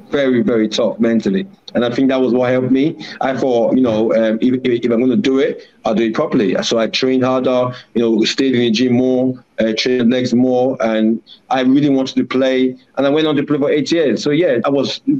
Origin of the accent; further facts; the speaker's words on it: Warri, Delta, Nigeria; moved away; also born or lived in London; I grew up in a town where football was bread and butter, which is Warri in Nigeria. So I really, even though I was born in London, I grew up in a very hard city.